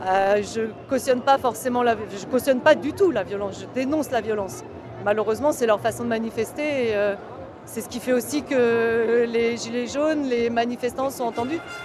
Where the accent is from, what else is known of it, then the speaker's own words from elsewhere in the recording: Val-de-Marne, Île-de-France, France; j'ai 47 ans et bah, je viens du Val-de-Marne